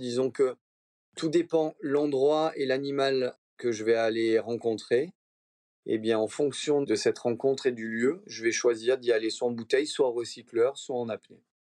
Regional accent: Monaco; je suis né à Monaco, donc on est très proche de la mer

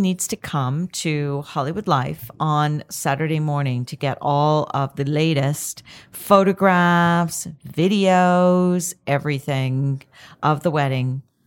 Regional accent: Canada; I'm Canadian

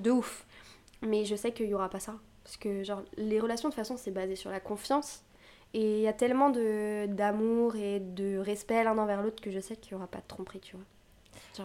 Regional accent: Brittany, France; je viens de Bretagne

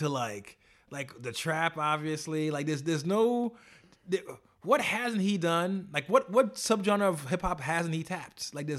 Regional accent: New York, United States; The streets of Toronto. And I say that, you know, as a New Yorker.

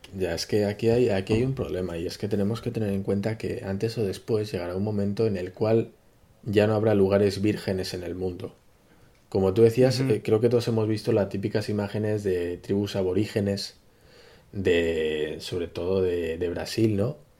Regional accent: Spain; nos atañe a los españoles

